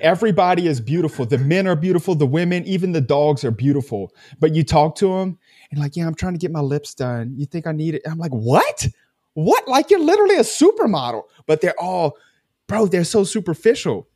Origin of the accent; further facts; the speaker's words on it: United States; I'm American